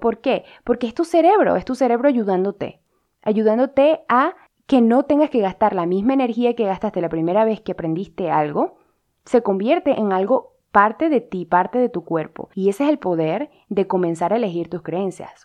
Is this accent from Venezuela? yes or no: yes; Venezuela; yo como venezolana